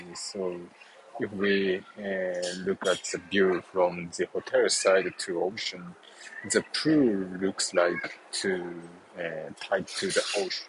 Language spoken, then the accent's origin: English; Mexico; I'm from Mexico, here in Los Cabos.